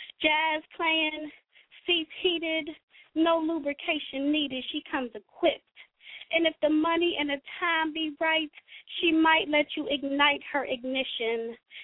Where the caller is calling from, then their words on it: Cincinnati, Ohio, United States; y'all know I'm calling in from Nasty Natty. I don't know if I said that originally or not, but I'm calling in from Cincinnati, Ohio.